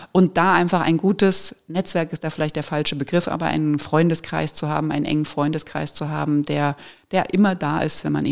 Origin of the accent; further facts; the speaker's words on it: Frankfurt, Hesse, Germany; moved away as an adult; now in Munich, Germany; Und da Ja zu sagen und wirklich den Job anzunehmen, eben aus Frankfurt zu gehen, aus meiner Heimat und diesen Schritt zu wagen